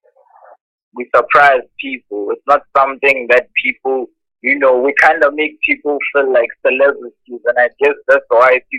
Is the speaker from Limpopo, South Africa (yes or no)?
yes; Waterval, Limpopo, South Africa; moved away as an adult; now in Pretoria, South Africa; we come from Limpopo. I come from Waterval